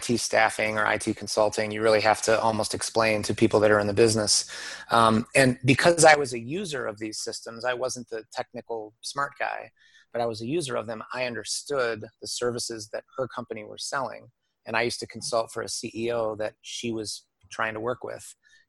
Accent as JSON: {"language": "English", "town": "Detroit", "region": "Michigan", "country": "United States", "also_born_or_lived": "Japan", "said": "I'm from Detroit"}